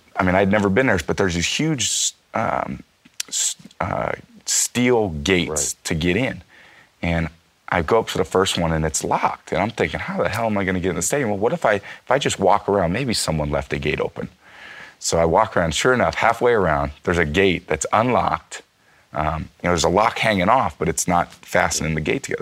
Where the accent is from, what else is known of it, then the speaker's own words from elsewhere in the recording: San Francisco, California, United States; I'm from San Francisco